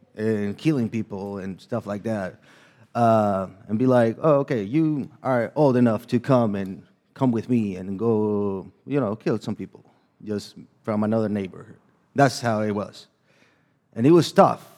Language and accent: English; El Salvador; English is a second language; moved away; I'm from El Salvador. So if you might hear a little bit of my accent and a little bit of, uh, struggles with my second language in here